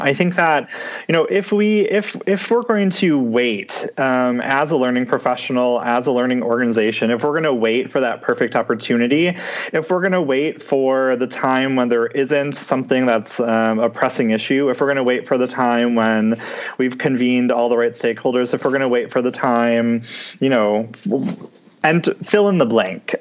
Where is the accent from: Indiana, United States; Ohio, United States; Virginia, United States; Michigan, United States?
Michigan, United States; Detroit; I'm from Michigan, um, mm-hmm. specifically from the Metro Detroit area.